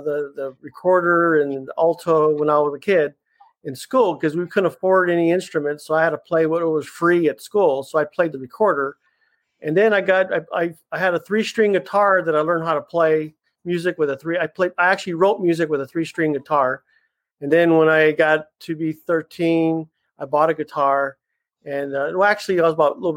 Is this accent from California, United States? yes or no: yes; Los Angeles, California, United States; also born or lived in Phoenix, Arizona; now in Pomona, United States; So we've been in LA for a long, long, long time.